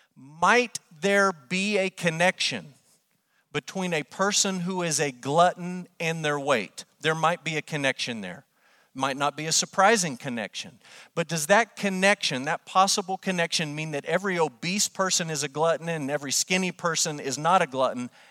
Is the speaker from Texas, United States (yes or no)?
yes; Amarillo, Texas, United States; born or raised there